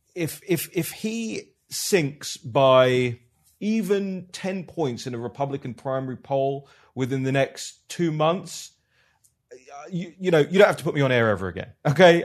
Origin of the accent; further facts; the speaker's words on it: United Kingdom; I'm from the United Kingdom.